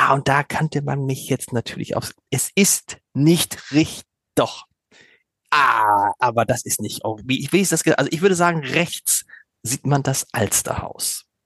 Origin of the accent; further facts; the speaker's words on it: Hamburg, Germany; da kann ich jetzt auftrumpfen als, äh, als Hamburger und äh, jemand, der lange in Hamburg arbeitet.